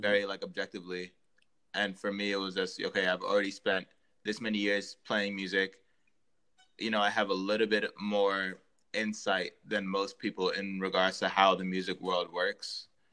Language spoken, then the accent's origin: English; Montgomery County, Maryland, United States; also born or lived in New York; I was born and raised in Maryland, uh, in Montgomery County